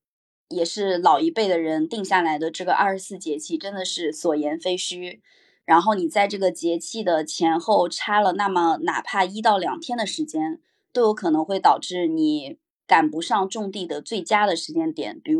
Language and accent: Chinese; China; 我们中国人